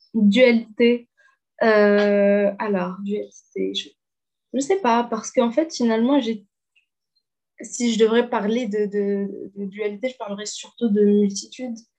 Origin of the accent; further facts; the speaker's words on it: Hammamet, Tunisia; French is a second language; moved away as an adult; also born or lived in Zarzis, Tunisia; now in Alsace, France; je suis tunisienne. j'ai grandi tunisienne